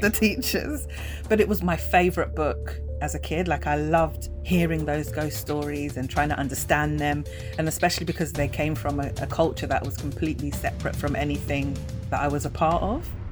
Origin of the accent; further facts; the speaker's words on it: United Kingdom; we're British, but not British